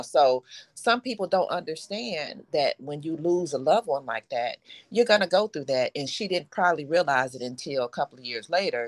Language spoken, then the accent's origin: English; Detroit, Michigan, United States; I am from Detroit, retired hairstylist